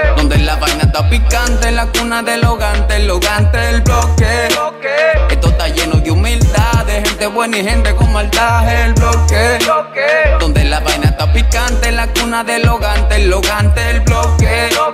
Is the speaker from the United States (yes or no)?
yes; New York City, New York, United States; aquí en, en Nueva York, el Bronx, de donde yo soy